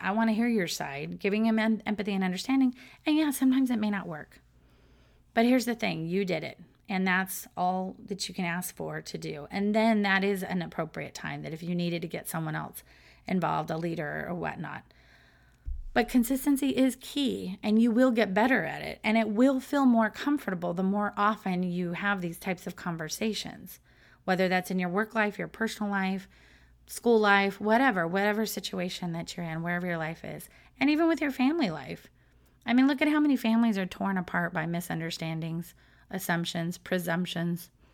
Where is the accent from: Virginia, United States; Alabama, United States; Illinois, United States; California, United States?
California, United States; Southern; moved away as an adult; now in Florida, United States; I was brought up in Southern California